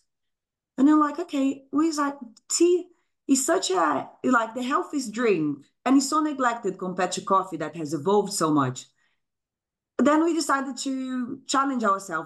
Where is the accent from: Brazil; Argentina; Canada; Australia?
Brazil; moved away as an adult; now in Brighton, United Kingdom; I'm originally from Brazil. I came to the UK 17 years ago